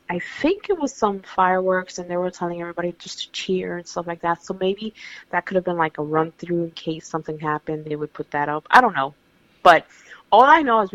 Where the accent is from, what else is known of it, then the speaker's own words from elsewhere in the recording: New York, United States; as a New Yorker